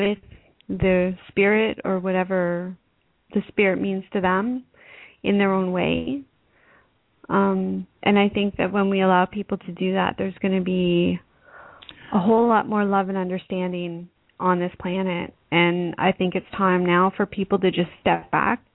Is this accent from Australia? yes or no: no; Canada; being a Canadian